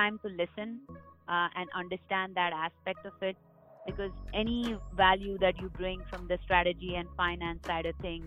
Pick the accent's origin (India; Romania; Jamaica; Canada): India; moved away as an adult; now in United States; I grew up in India. So making the transition that I made to move to the U.S. to get further educated